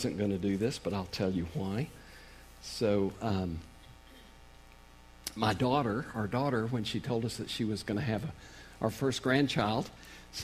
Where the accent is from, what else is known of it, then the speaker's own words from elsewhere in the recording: Oklahoma, United States; moved away as an adult; now in Kansas, United States; I grew up in Oklahoma, so I'm an Okie. I don't know if I've kept any of that accent or not, but we've been in Kansas the last 31 years